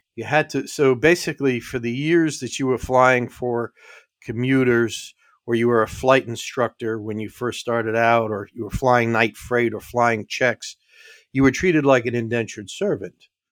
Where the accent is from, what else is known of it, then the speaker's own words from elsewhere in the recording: New York City, New York, United States; also born or lived in New England; I was born and raised in the Bronx, and then from the Bronx, we went out to the suburbs.